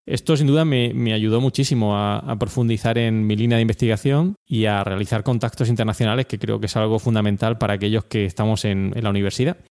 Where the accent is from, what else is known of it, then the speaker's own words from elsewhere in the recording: Orihuela, Valencian Community, Spain; accent: mixture of accents; moved away; also born or lived in Granada / Murcia; Yo soy oriundo de Granada, aunque viví prácticamente toda, mi infancia en, Orihuela, en, la Vega Baja de Alicante